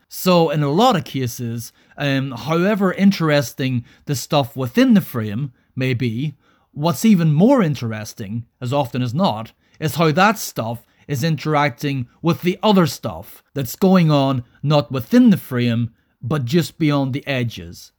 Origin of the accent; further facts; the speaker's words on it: Northern Ireland, United Kingdom; I grew up in Northern Ireland throughout the 1980s and the 1990s.